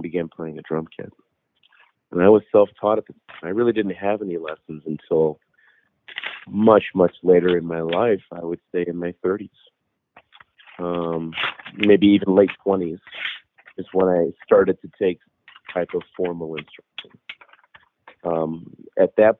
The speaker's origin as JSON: {"language": "English", "town": "Chicago", "region": "Illinois", "country": "United States", "tie": "born or raised there", "said": "I was raised in Chicago, half Mexican, half Irish, as a Catholic"}